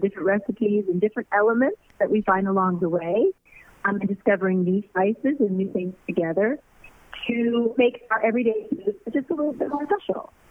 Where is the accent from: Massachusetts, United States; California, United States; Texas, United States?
California, United States; Norwalk; I'm a girl from Norwalk, California, who got a record deal at 14